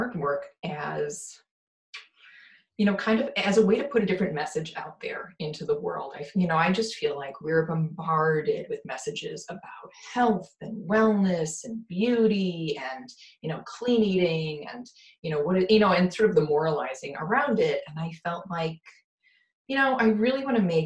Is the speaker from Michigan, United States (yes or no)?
no; Wisconsin, United States; I'm from Wisconsin